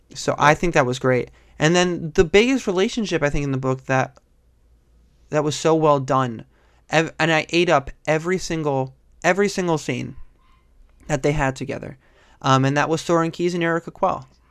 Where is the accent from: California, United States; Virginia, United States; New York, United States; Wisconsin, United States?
New York, United States; I'm from New York